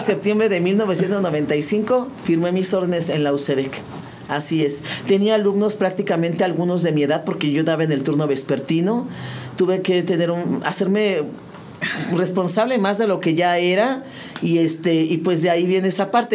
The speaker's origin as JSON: {"language": "Spanish", "town": "San Juan del Río", "region": "Querétaro", "country": "Mexico", "tie": "born or raised there", "also_born_or_lived": "Mexico City", "said": "yo nací en la Ciudad de México. Eh, con el sismo del 85 tuvimos que cambiar de residencia."}